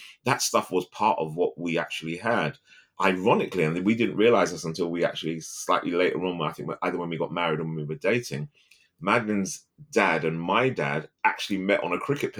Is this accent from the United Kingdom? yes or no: yes; London, United Kingdom; I grew up originally in Harlesden.